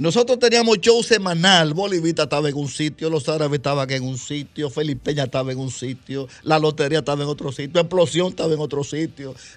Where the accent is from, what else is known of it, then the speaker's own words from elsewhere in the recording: Santo Domingo Oeste, Distrito Nacional, Dominican Republic; yo a los ocho años estaba aquí ya, en, en Las Palmas de Herrera